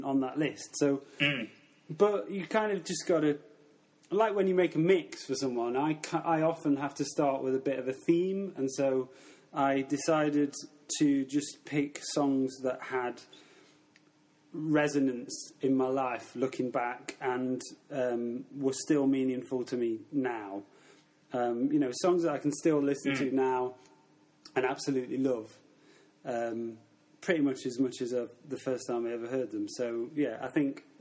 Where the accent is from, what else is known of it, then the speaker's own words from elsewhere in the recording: Mansfield, East Midlands, United Kingdom; moved away as an adult; also born or lived in Nottingham; now in Barcelona, Spain; I grew up in Mansfield, a small town near Nottingham